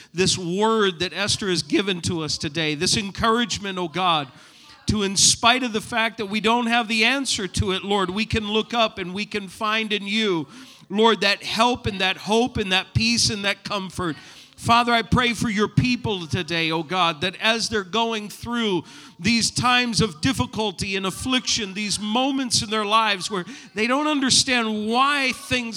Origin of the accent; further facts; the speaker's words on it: New England, United States; moved away; I'm from New England